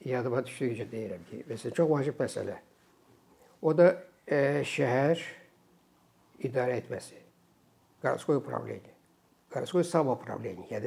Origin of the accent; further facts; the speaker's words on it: Azerbaijan; Mən ona görə Azərbaycanlıyam.